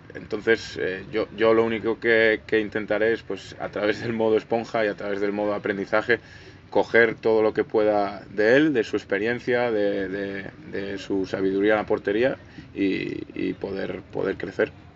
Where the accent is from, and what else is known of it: Galicia, Spain; born or raised there; now in Talavera de la Reina, Spain